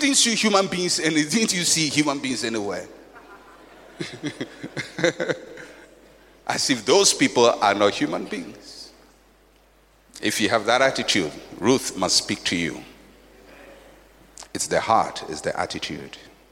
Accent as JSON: {"language": "English", "country": "Ghana", "tie": "born or raised there", "said": "I'm a Fanti. I grew up in Ghana community"}